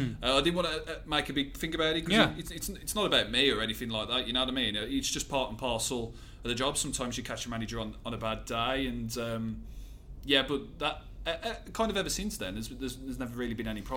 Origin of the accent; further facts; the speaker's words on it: Willenhall, West Midlands, United Kingdom; also born or lived in Wolverhampton; Willenhall, New Invention, was where I kind of grew up. And, yeah, just living in Wolverhampton there.